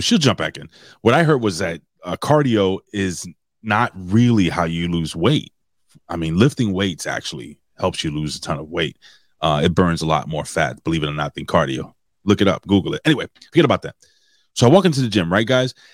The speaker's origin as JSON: {"language": "English", "town": "New York City", "region": "New York", "country": "United States", "tie": "born or raised there", "said": "it's my hometown"}